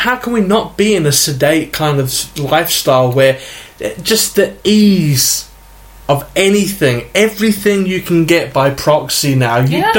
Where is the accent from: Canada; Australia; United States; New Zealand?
New Zealand; New Zealand, not Hawaii, if yeah. the accents didn't give it away.